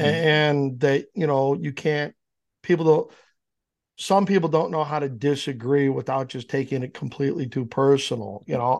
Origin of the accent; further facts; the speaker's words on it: Downers Grove, Illinois, United States; also born or lived in Naperville; now in Yorkville, United States; I grew up in Downers